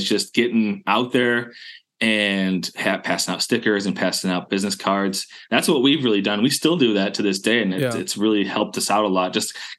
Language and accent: English; Western New York, United States; I grew up in Western New York. It's, okay. It's the very like, Western corner of New York. It's part of Appalachia. And mm-hmm. It's just like, it's one of the only places in New York that's part of that region.